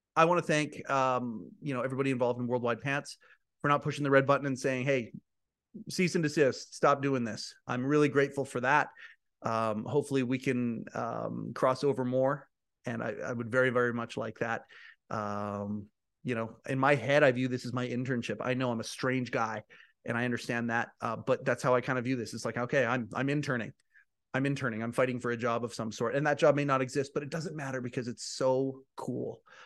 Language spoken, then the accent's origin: English; Canada; Canadian, I'm a Canadian too